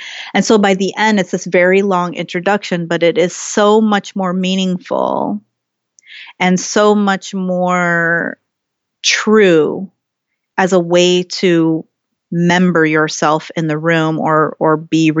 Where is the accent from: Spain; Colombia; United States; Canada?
United States; Ohio; also born or lived in San Jose, California; And I was born in San Jose, California, but I grew up in Ohio and my mother is Pennsylvania Dutch, Irish and German.